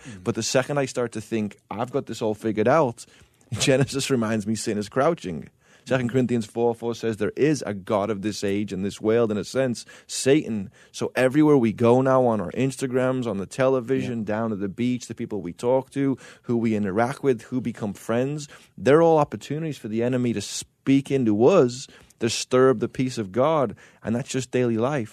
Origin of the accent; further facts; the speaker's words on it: England, United Kingdom; I grew up in England